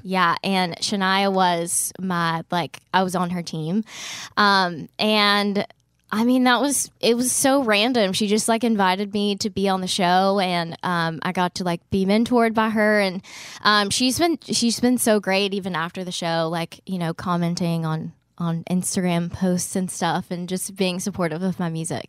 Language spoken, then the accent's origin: English; Gardendale, Alabama, United States; moved away as an adult; now in Nashville, United States; I'm from Birmingham, but, um, actually from, like, a suburb of Birmingham. It's called Gardendale